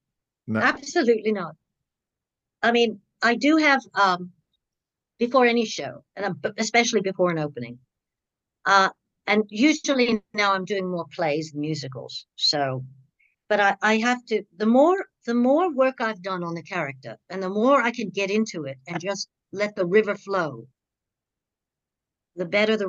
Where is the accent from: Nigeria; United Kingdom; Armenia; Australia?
Australia; Now, I'm Australian, but I was hired as part of the British company, Australian American.